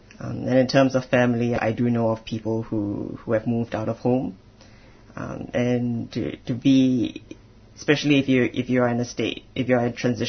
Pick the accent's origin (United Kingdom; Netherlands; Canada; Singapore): Singapore; so I'm originally from Singapore. I'm ethnically Chinese.